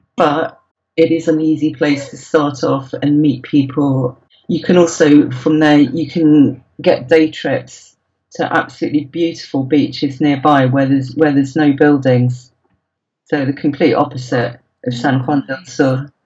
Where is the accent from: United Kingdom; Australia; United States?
United Kingdom; you're British